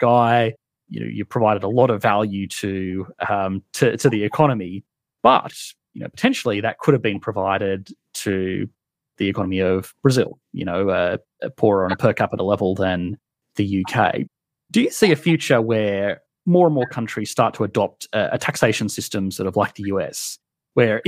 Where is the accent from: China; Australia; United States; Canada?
Australia; I'm Australian, and I've always worked and sort of lived in Australia